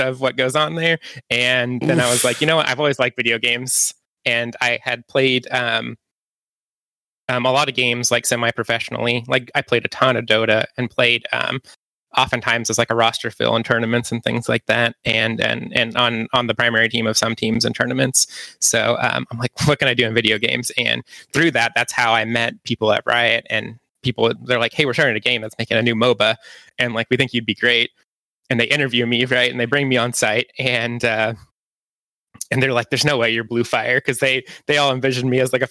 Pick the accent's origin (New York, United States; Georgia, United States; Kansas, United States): Kansas, United States; accent: Kansas; now in Los Angeles, United States; I grew up in Kansas in a very small town.